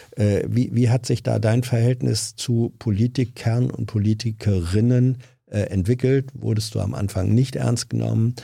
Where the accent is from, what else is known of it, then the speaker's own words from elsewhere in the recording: Lower Saxony, Germany; ich komme aus Niedersachsen